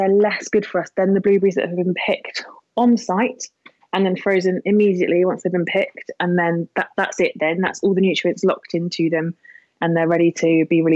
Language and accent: English; Yealmpton, South West England, United Kingdom; now in London, United Kingdom; I grew up in Devon, so I'm a farm girl